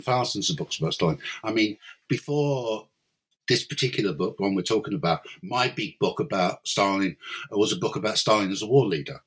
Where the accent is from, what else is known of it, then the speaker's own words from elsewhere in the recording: London, United Kingdom; moved away as an adult; now in Cork, Ireland; I, I was I, am from London